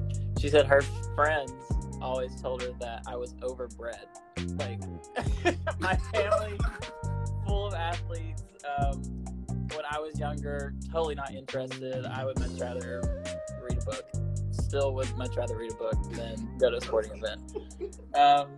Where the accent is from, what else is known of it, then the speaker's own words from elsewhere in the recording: Winfield, Alabama, United States; moved away as an adult; Winfield is a tiny town in northwest Alabama. It's about 4,500 people. We have 3 stoplights, 1 school.